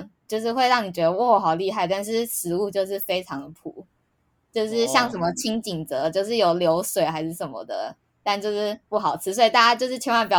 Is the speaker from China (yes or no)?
no; Hsinchu, Taiwan; 没有没有没有，我是新竹人，还是吃美而美。